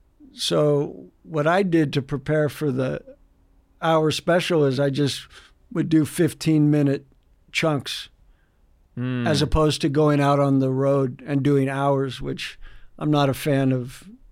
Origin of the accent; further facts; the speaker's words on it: San Diego, California, United States; born there; Well, I was born in San Diego.